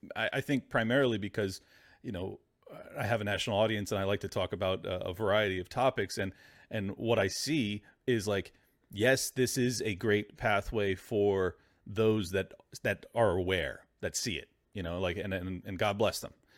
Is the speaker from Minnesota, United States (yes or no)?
no; San Diego, California, United States; my hometown of San Diego